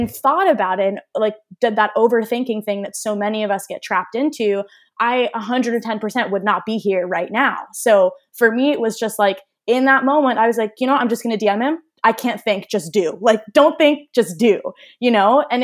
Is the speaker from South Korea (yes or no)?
no; Armenia